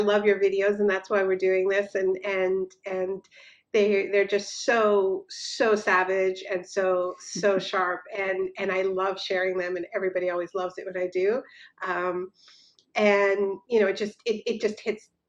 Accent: Canada; moved away as an adult; now in United States; I'm Canadian. I moved to this part of the world a year and almost 2 years ago

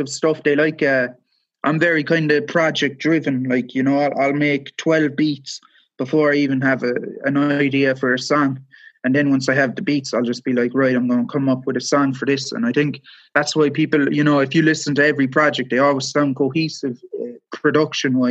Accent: Cork, Munster, Ireland; now in West Cork, Ireland; I come from Cork City, I live in West Cork now

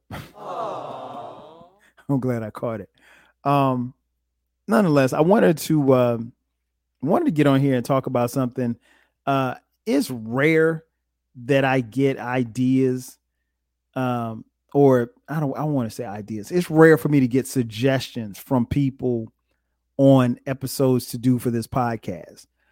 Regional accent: Florence, South Carolina, United States; where I grew up in Florence.

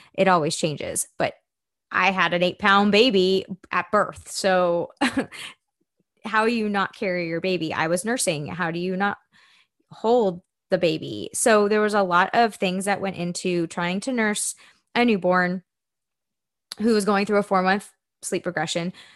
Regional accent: Spring, Texas, United States; moved away as an adult; also born or lived in Tampa, Florida; I am from Houston, Texas. And if you're familiar with that area, really from Spring, Texas. And I grew up there my whole life until I was eighteen

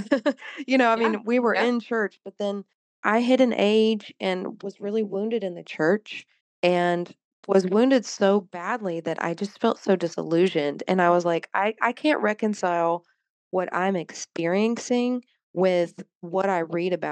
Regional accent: the Bible Belt, United States; growing up in the Bible Belt

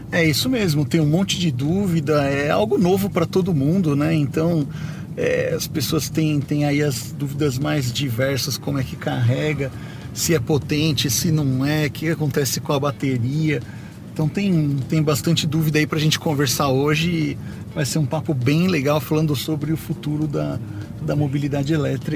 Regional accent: Brazil; eu, como brasileiro

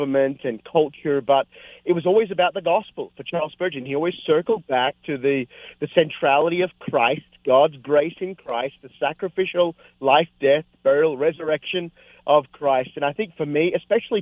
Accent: Australia; also born or lived in North America; I've pastored here in Australia, my home country

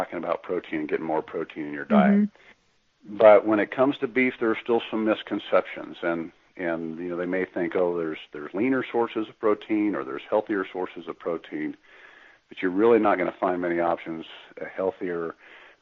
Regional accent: Kansas, United States; I'm from Kansas

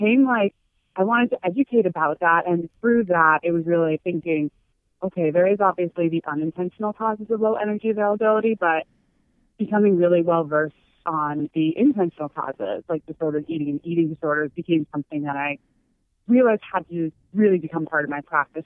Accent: California, United States; moved away as an adult; now in Boston, United States; I was moving here to Boston from California, where I grew up

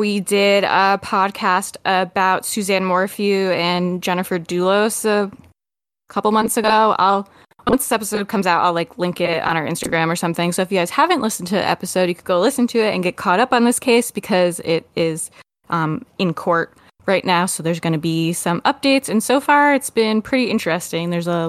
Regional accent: United States; as an American

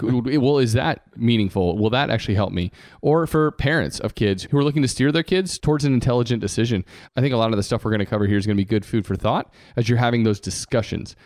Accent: Georgia, United States; I decided on purpose to come back to my home state

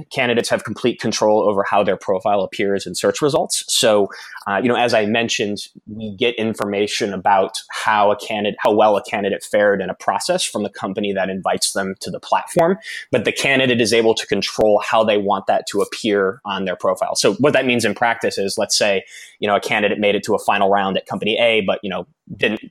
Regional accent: Bradenton, Florida, United States; moved away; I'm from Florida originally, a small town called Bradenton in Florida

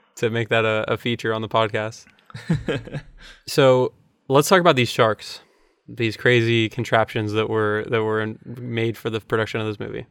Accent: Florida, United States; growing up in Florida

